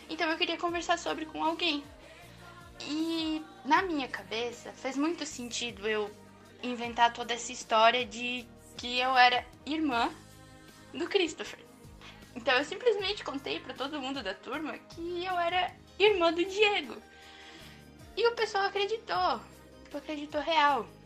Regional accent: Santa Catarina, Brazil; eu sou de Santa Catarina.

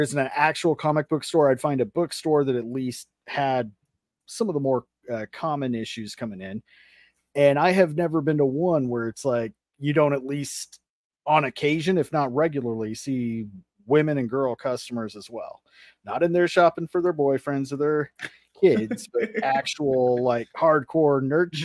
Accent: Las Vegas, Nevada, United States; also born or lived in Arkansas / Oklahoma; not born, but raised. I lived most of my life here in Vegas

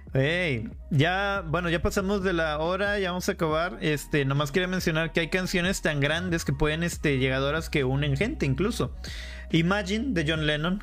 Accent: Monterrey, Nuevo León, Mexico; yo nací en Monterrey

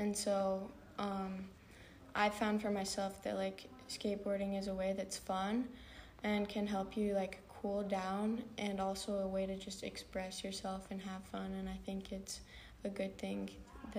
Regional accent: Boise, Idaho, United States; moved away as an adult; now in Hawaii, United States; I'm from Boise, Idaho, and I've been here at BYU Hawaii for about a year and a half now.

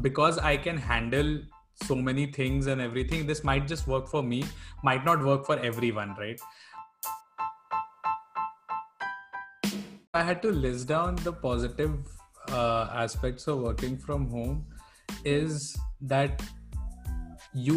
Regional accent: Bangalore, Karnataka, India; I'm from Bangalore

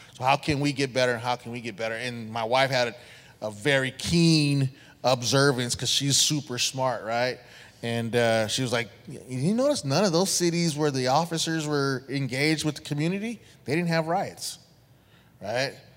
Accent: San Diego, California, United States; we grew up in San Diego, went to Lincoln High School

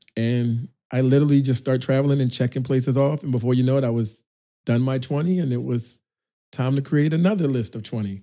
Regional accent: Philadelphia, Pennsylvania, United States; moved away as an adult; also born or lived in Houston / Atlanta / South Africa / Brazil; I'm from Philadelphia.

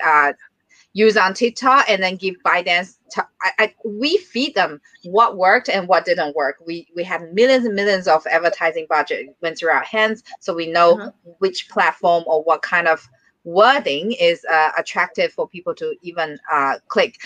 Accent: China; moved away as an adult; now in Singapore; I'm from China.

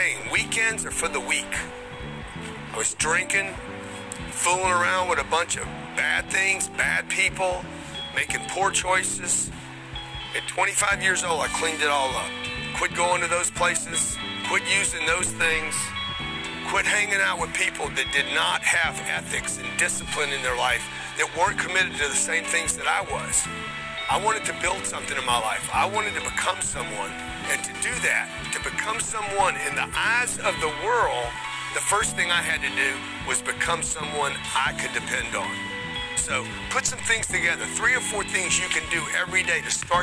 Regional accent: Lake Charles, Louisiana, United States; I grew up in Lake Charles, Louisiana

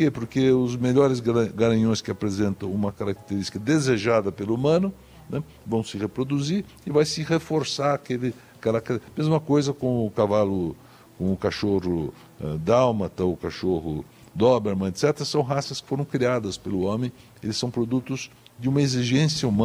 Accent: São Paulo, Brazil; born there; Eu nasci por acaso, porque minha mãe teve um problema de parto, perdeu o primeiro filho por uma barbeiragem

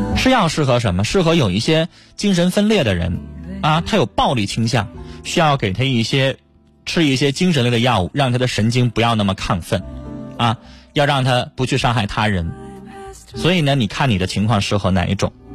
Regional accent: China; 我们中国人

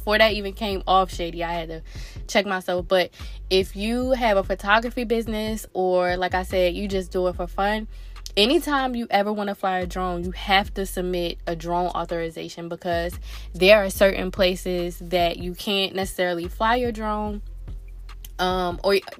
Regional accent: Newport News, Virginia, United States; moved away as an adult; also born or lived in Baltimore, Maryland / Raleigh, North Carolina; now in Prince George's County, Maryland, United States; And then I moved to Newport News, Virginia

